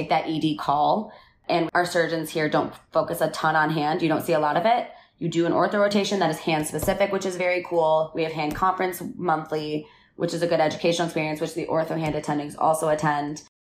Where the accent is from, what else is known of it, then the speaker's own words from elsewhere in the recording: Midwest, United States; moved away; I'm the girl from the Midwest